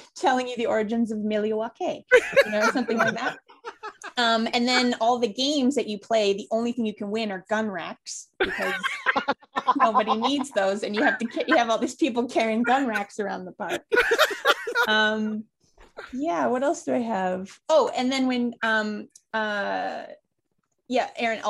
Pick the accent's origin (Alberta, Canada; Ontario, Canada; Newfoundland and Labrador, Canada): Alberta, Canada; Calgary; also born or lived in Toronto / Vancouver; now in Winnipeg, Canada; I'm from Calgary, I lived in Toronto, lived in Vancouver.